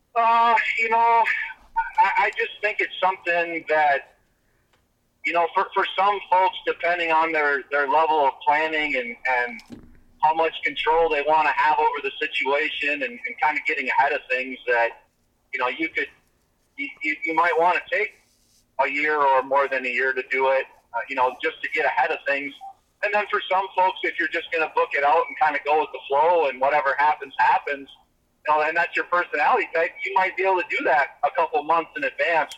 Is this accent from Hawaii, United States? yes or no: no; Minnesota, United States; my my home state